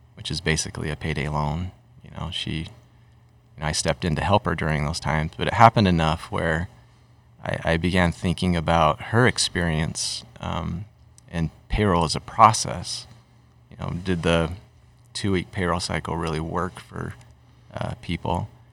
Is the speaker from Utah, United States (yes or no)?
yes; Utah, United States; also born or lived in Massachusetts; I'm from Utah too